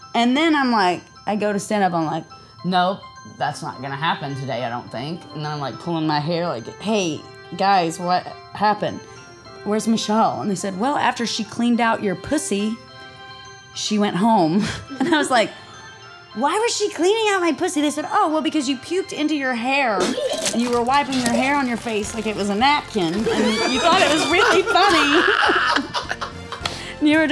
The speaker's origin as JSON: {"language": "English", "region": "Tennessee", "country": "United States", "said": "I'm from Tennessee"}